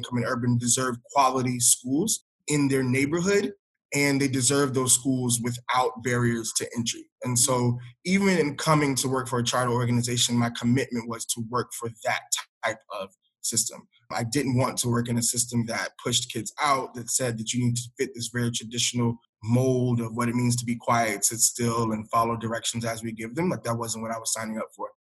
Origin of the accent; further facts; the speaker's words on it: Hartsville, South Carolina, United States; moved away as an adult; also born or lived in Atlanta, Georgia / Camden, New Jersey; I grew up in a small town, Hartsville, South Carolina